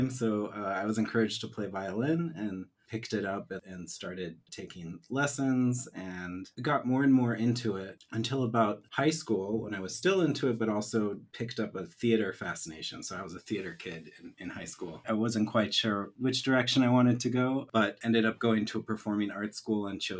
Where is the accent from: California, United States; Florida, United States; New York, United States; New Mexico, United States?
New Mexico, United States; Santa Fe; also born or lived in Chicago; In Santa Fe, New Mexico.